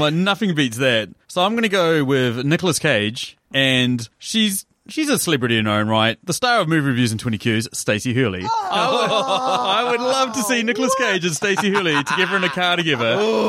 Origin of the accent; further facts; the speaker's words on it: Te Awamutu, Waikato, New Zealand; my hometown, Te Awamutu.